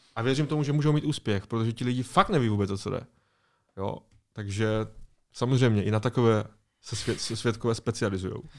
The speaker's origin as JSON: {"language": "Czech", "country": "Czechia", "said": "Tady u nás v Česku"}